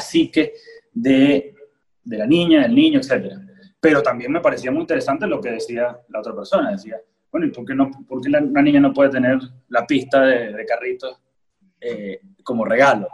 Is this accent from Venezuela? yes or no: yes; Venezuela; como ciudadano, como venezolano